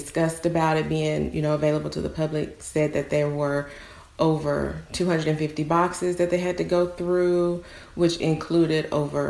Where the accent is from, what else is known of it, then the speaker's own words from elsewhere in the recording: Newport, Arkansas, United States; We went to church together when I was younger, growing up in Newport.